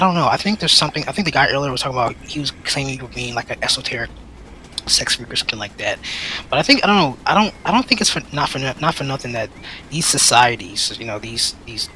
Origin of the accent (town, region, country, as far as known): Central Florida, United States; born or raised there; also born or lived in Philadelphia, Pennsylvania